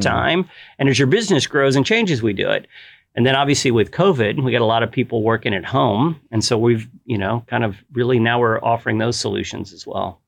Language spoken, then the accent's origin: English; Galveston, Texas, United States; moved away as an adult; also born or lived in the Midwest / Dallas-Fort Worth; now in Dallas, United States; my wife and I grew up in Galveston. I was born in the Midwest, but we grew up in Galveston and we moved up here about 20 years ago